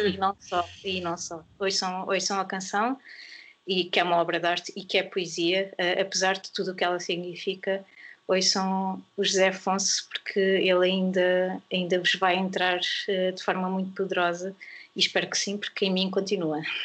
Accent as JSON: {"language": "Portuguese", "country": "Portugal", "said": "recuperar ou criar a nossa identidade como portugueses"}